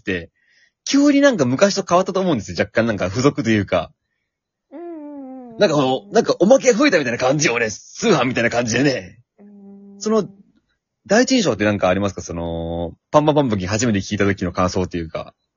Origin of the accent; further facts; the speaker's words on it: Shizuoka, Japan; 私は静岡県民だからね